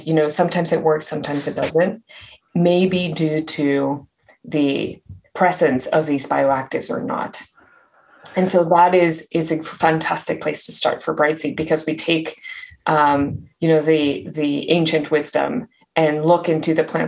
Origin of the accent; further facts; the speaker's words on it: Mexico; moved away; I grew up in Mexico